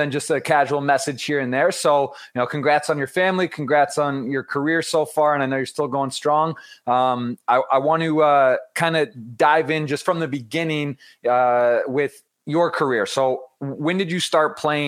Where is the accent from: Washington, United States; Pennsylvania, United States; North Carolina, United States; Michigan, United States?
Michigan, United States; I'm from Michigan. I played in the Michigan Wolves.